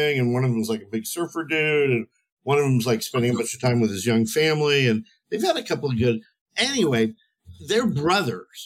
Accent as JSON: {"language": "English", "town": "Los Angeles", "region": "California", "country": "United States", "tie": "born or raised there", "said": "I was born and raised in Pacific Palisades, Los Angeles, California"}